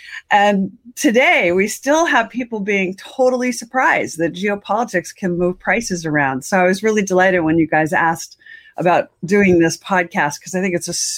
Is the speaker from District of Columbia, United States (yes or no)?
yes; Washington, District of Columbia, United States; I grew up in Washington and never left.